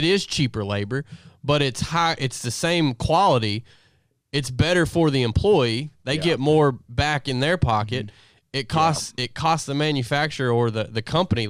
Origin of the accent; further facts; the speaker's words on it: Harrison County, Kentucky, United States; I grew up in Harrison County, and we were as big, if not bigger, than Scott County before Toyota